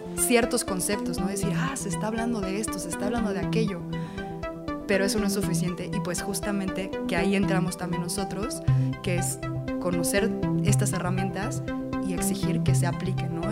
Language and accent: Spanish; Mexico; Como comunidad mexicana